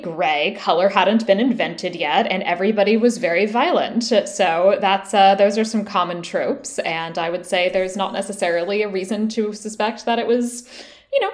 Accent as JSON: {"language": "English", "region": "Tennessee", "country": "United States", "said": "As a resident of the state of Tennessee"}